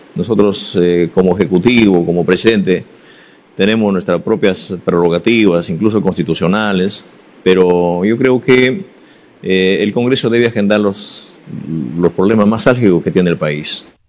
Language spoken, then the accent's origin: Spanish; Peru; como cualquier ciudadano, como cualquier peruano